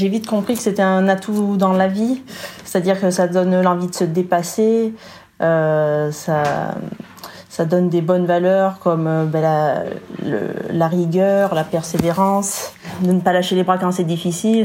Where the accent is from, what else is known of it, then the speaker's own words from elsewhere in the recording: Gap, Provence-Alpes-Côte d'Azur, France; moved away; also born or lived in Ollioules, Var; je suis originaire de Gap dans les Hautes-Alpes